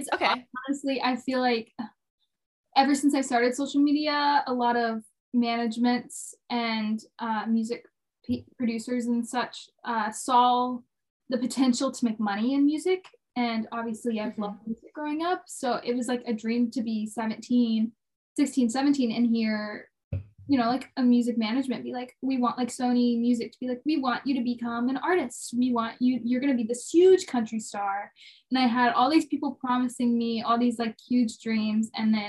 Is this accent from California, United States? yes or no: no; Jacksonville, Florida, United States; moved away as an adult; now in Nashville, United States; I grew up in Jacksonville, Florida. I moved to Nashville when I was 18.